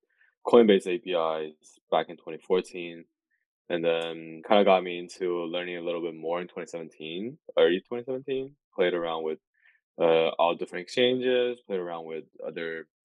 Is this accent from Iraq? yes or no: no; China; moved away; I came from China as well